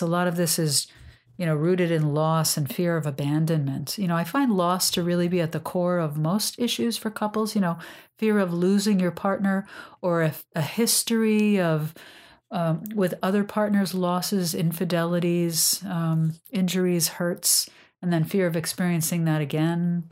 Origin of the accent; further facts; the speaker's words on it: New York, United States; I'm a New Yorker